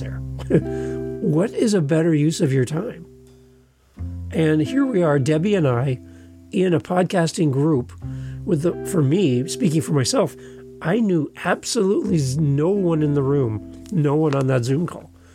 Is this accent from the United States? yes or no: no; Canada; We're both Canadian podcasters